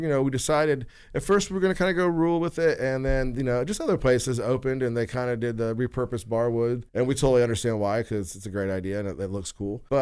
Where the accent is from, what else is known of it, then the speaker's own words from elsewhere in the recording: West Carrollton, Ohio, United States; I grew up in West Carrollton.